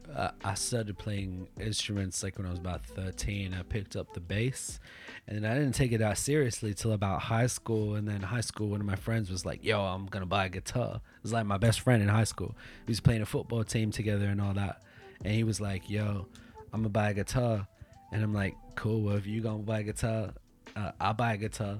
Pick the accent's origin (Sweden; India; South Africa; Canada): South Africa; now in Tokyo, Japan; I come from South Africa and it's like I grew up during apartheid